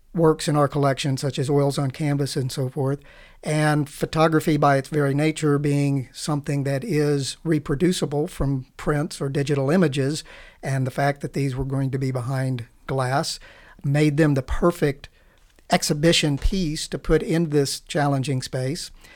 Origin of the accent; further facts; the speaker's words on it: United States; also born or lived in Oklahoma City, Oklahoma; now in Tulsa, United States; I was born in Oklahoma City, Uh, grew up in Arizona, New Mexico.